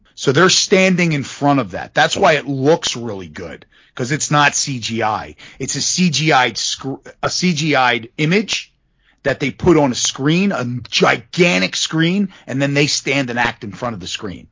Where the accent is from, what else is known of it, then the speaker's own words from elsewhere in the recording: Philadelphia, Pennsylvania, United States; we're from Philadelphia